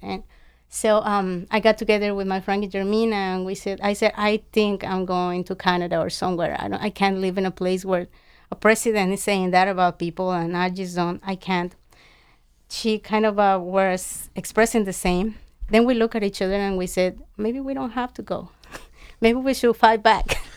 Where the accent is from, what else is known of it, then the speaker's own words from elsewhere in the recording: Mexico; moved away; I grew up in Mexico